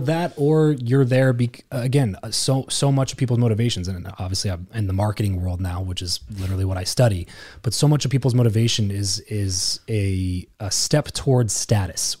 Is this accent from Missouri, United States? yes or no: no; Lancaster, California, United States; moved away as an adult; the first time in my life that I lived anywhere but Lancaster.